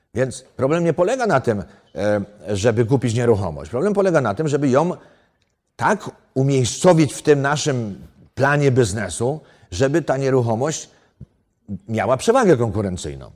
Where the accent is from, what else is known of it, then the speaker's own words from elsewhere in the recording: Poland; moved away; ja jestem z gór